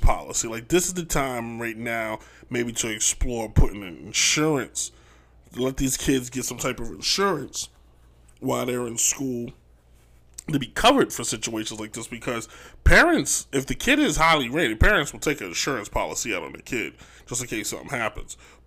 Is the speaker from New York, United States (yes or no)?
yes; New York, United States; I'm from New York